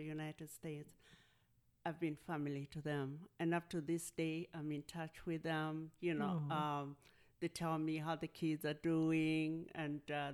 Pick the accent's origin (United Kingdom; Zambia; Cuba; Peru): Zambia; moved away; I'm from Zambia, South Central Africa.